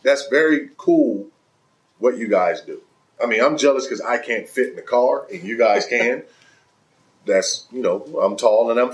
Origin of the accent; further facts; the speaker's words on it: Los Angeles, California, United States; I grew up in South Central